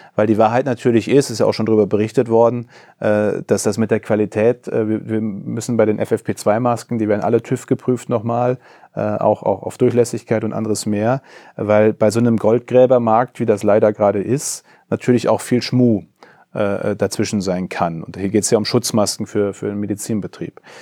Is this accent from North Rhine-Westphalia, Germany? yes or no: yes; Coesfeld, North Rhine-Westphalia, Germany; In äh, Coesfeld, meine Heimatregion